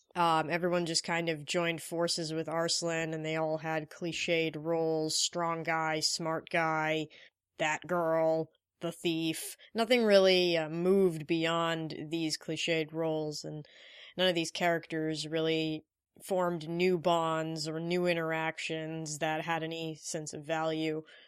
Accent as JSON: {"language": "English", "country": "India", "said": "I am Indian"}